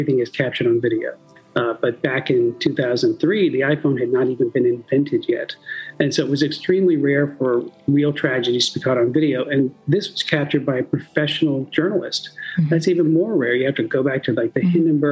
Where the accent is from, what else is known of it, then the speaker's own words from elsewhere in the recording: North Attleboro, Massachusetts, United States; I grew up in a suburb of Providence, in North Attleboro, Massachusetts